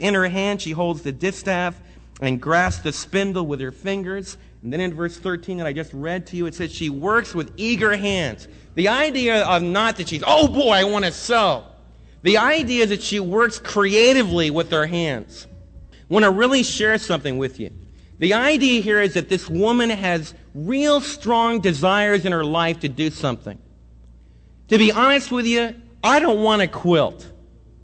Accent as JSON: {"language": "English", "region": "New York", "country": "United States", "tie": "born or raised there", "said": "I was raised right near New York City"}